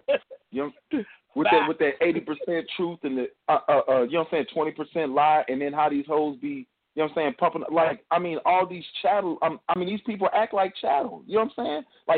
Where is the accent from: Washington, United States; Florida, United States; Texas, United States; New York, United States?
Texas, United States; Houston; I'm from Houston.